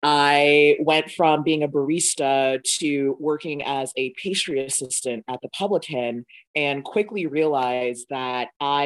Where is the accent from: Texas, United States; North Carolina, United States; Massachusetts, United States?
Massachusetts, United States; Boston; I mean, growing up in Boston, there was Fromaggio Kitchen, never went. I grew up in Dorchester.